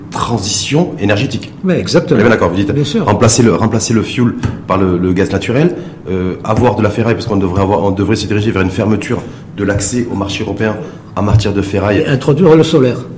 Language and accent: French; Morocco